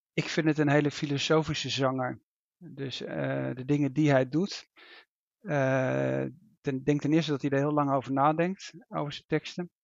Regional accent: Netherlands; als Nederlander

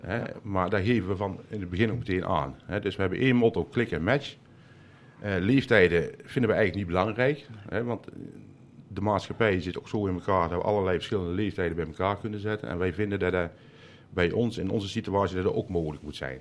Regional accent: Land van Ravenstein, North Brabant, Netherlands; also born or lived in Uden; now in Mill, Netherlands; ik kom eh, oorspronkelijk eigenlijk uit het land van Ravenstein.

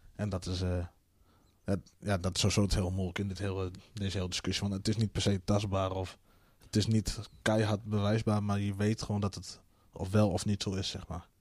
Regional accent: Friesland, Netherlands; born or raised there; also born or lived in South America / Colombia

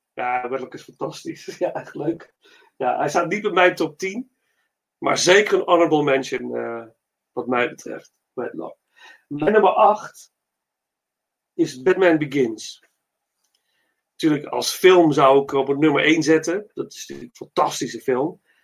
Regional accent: Netherlands; ben ik trots als Nederlander

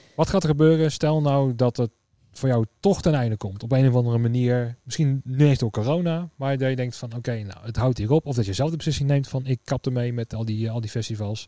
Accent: Netherlands; also born or lived in Tiel / Ede / Veenendaal; now in Utrecht, Netherlands; Dus vandaar dat de Tiel, Ede, Veenendaal, dat is ook wel een beetje ja, waar, ja, waar ik een beetje mijn jeugd heb, eh, heb gehad

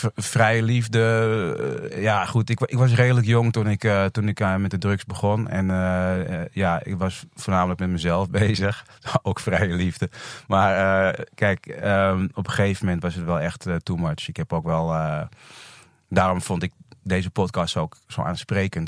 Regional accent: Netherlands; also born or lived in Indonesia; Drie maanden eh, was ik toen ik naar Nederland kwam

